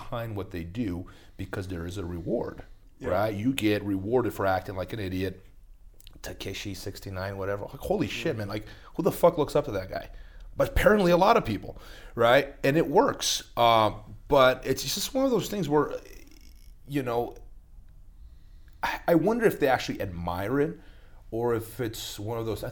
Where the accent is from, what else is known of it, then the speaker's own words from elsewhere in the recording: Brazil; moved away; I grew up in Brazil